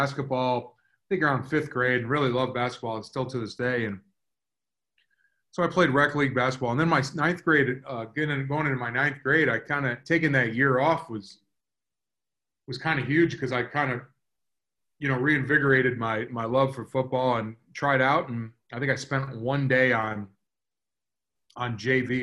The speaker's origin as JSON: {"language": "English", "region": "South Florida", "country": "United States", "tie": "born or raised there", "said": "growing up in South Florida"}